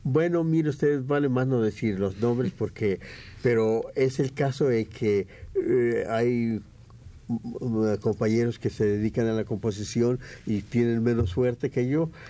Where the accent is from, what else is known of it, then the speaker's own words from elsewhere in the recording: Mexico; como buenos mexicanos